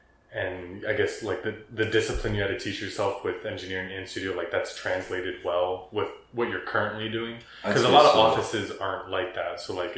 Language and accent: English; Fort Worth, Texas, United States; also born or lived in New Jersey; I'm from Fort Worth, not even Dallas.